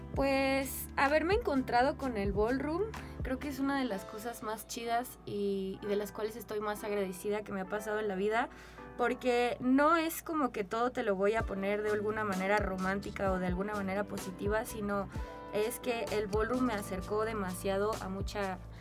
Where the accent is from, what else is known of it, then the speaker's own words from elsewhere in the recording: Mexico; also born or lived in San Luis Potosí; Yo actualmente pues soy una mujer mexicana, blanca